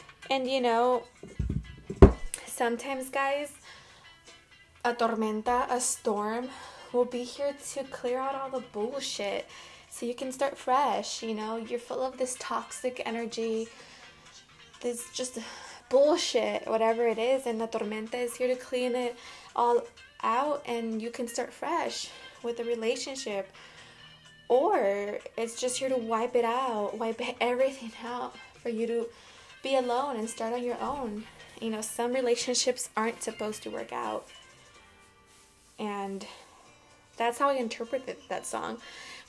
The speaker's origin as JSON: {"language": "English", "town": "Chicago", "region": "Illinois", "country": "United States", "tie": "born or raised there", "said": "in Chicago when we lived in the summer"}